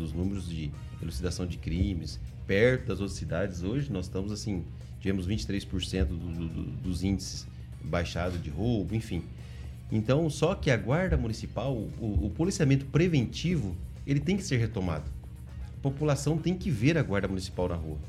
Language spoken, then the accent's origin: Portuguese; Maringá, Paraná, Brazil; eu sou lá do Jardim Bertioga